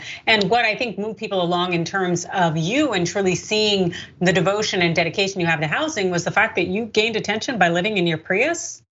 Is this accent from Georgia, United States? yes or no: no; California, United States; I'm from California, so we don't recognize any state indicia outside of California.